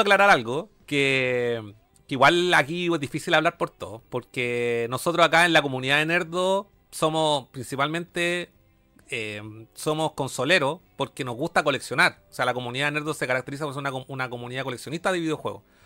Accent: Chile

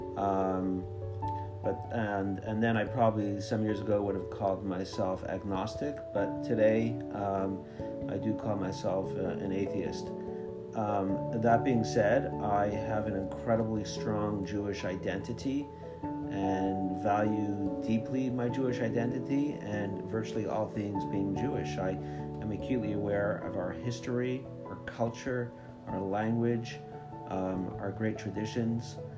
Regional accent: Montreal, Quebec, Canada; I grew up in Montreal in a modern Orthodox environment.

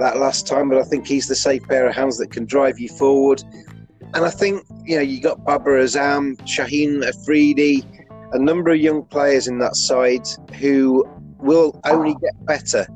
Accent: England, United Kingdom; as an Englishman

